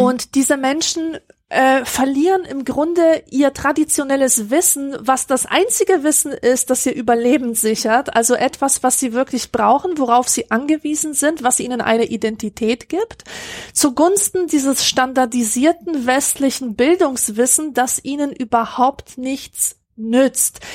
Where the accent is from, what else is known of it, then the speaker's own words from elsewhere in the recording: Germany; bei uns in Deutschland